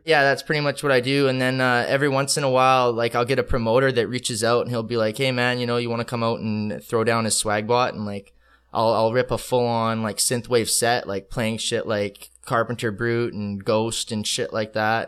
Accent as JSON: {"language": "English", "town": "Calgary", "region": "Alberta", "country": "Canada", "tie": "born or raised there", "also_born_or_lived": "Ottawa, Ontario", "moved": "as an adult", "lives_now": "Vancouver, Canada", "said": "I'm actually from Ottawa, but I I was only there for like four years, and then I moved to Calgary, Alberta, and then I I grew up there pretty much like till I was 21"}